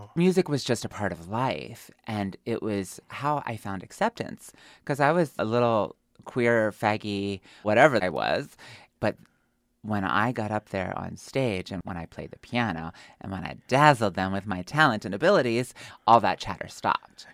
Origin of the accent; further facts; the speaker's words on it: Pennsylvania, United States; moved away; also born or lived in New York / Dallas / Oklahoma City / Michigan; I come from Pennsylvania. I am a hillbilly. I was raised in an Amish village of 200 people